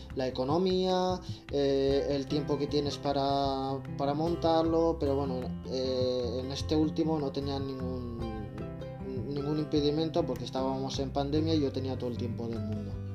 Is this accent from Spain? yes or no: yes; Zaragoza, Aragon, Spain; moved away as an adult; also born or lived in Barcelona; llegué dificultosamente a Zaragoza de nuevo, a mi ciudad natal.